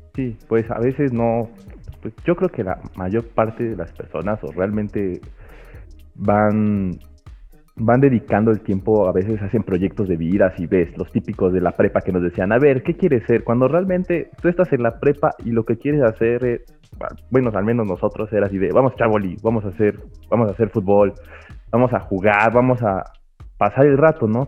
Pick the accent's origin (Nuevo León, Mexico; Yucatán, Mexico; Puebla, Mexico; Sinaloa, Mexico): Puebla, Mexico; soy de Puebla